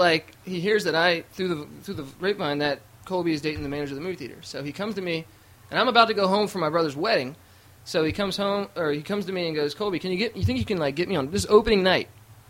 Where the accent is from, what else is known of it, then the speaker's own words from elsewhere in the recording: Ireland; I'm an Irish guy